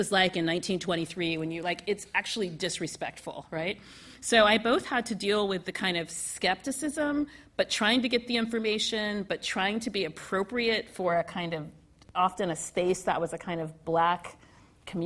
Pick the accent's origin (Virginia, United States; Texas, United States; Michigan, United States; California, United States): California, United States; Southern; moved away as an adult; also born or lived in New York City; I'm from California and from Southern California